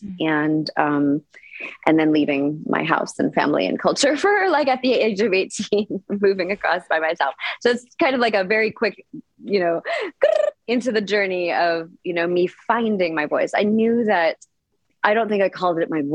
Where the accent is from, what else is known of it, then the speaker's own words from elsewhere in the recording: Canada; also born or lived in Punjab, India (ancestry); now in Costa Rica; My parents are both from Punjab, India, from the north of India. And they came to Canada, and then I was born in Canada.